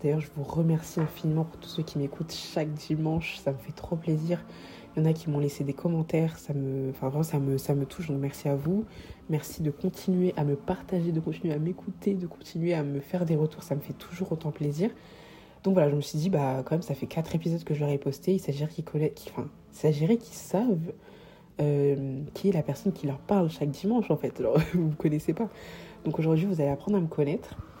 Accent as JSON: {"language": "French", "town": "Paris", "region": "Île-de-France", "country": "France", "tie": "born or raised there", "also_born_or_lived": "Savoie / Comoros (ancestry, Grande Comore)", "said": "en ce qui concerne Paris, étant donné que j'y suis depuis petite"}